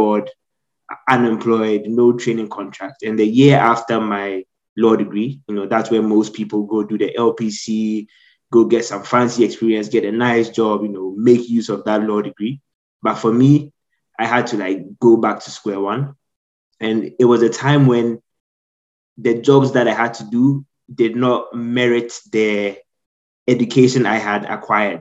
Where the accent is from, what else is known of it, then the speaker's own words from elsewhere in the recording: Ghana; moved away as an adult; also born or lived in United States; now in United Kingdom; I spent most of my life in Ghana, so that's where I grew up, hence my accent.